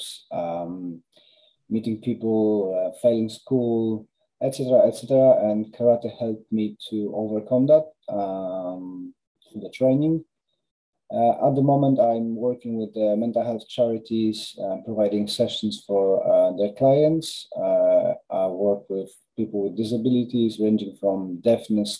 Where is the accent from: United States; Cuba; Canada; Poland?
Poland; Krakow, Lesser Poland; moved away as an adult; now in United Kingdom; I'm Polish, so I was born in Krakow, moved to UK in 2007.